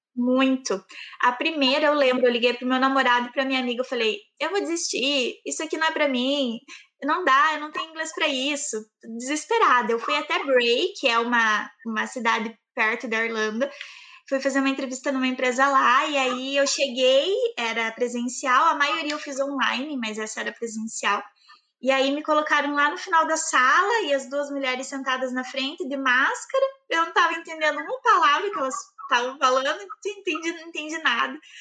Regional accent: Campo Largo, Paraná, Brazil; accent: southern; moved away; vocês vão perceber pelo meu sotaque, eu sou do sul. É uma, eu moro morava né, em Campo Largo, uma cidade pertinho de Curitiba, no Paraná.

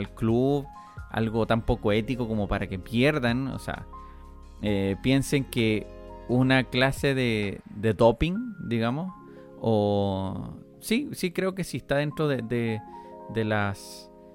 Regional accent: Chile; somos chilenos

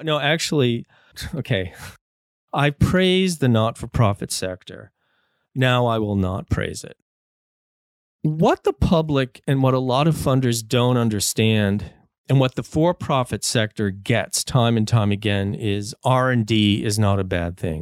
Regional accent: United States; now in Canada; I grew up in the States

